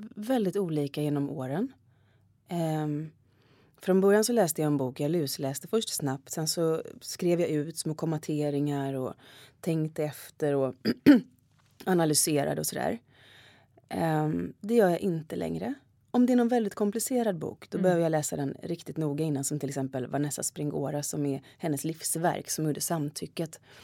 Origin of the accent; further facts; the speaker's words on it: Gothenburg, Västra Götaland, Sweden; moved away as an adult; now in Stockholm, Sweden; Jag kommer från Göteborg så det är ju väldigt politiskt, eller mycket var ju politiskt där i min uppväxt